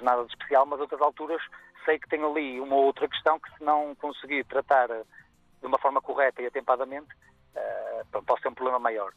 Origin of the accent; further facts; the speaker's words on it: Guimarães, Braga, Portugal; em Guimarães, no berço da, daqui de Portugal, uhum. na minha cidade natal.